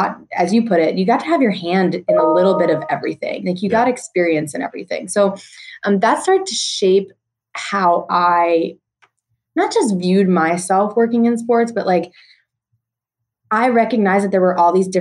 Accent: New Jersey, United States; moved away; also born or lived in Tennessee; I grew up right outside New York City in New Jersey

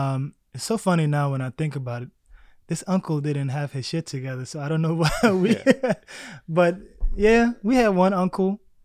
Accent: South Sudan; born there; also born or lived in Egypt / Baltimore, United States; I was born in South Sudan now. Back then it was Sudan. Lived in Egypt for about maybe 3 years. Then from Egypt, my family relocated to Baltimore, Maryland, of all places.

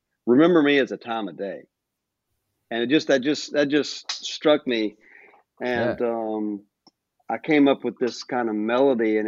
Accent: North Carolina, United States; also born or lived in Nashville, Tennessee; now in Asheville, United States; I'm from North Carolina originally. I'm not from Asheville per se, but I was born about maybe 3 hours east of there

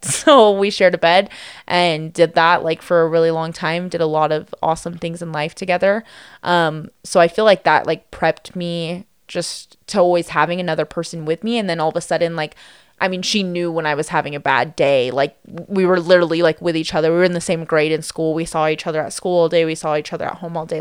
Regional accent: Las Vegas, Nevada, United States; also born or lived in Henderson, Nevada; growing up in Las Vegas

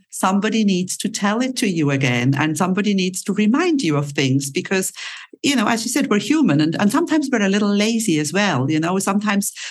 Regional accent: Switzerland; now in Cyprus; I was born in Switzerland

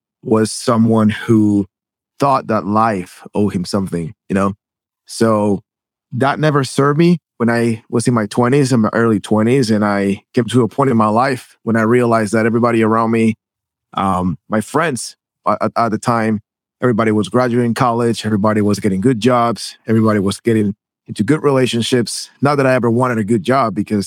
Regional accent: Guatemala; moved away as an adult; now in United States; I was born and raised in Guatemala. I moved to the States.

